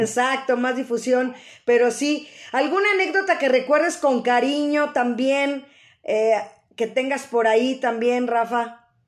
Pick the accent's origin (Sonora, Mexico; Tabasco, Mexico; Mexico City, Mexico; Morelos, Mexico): Mexico City, Mexico; esa parte de sentirnos mexicanos, sobre todo los que somos de la Ciudad de México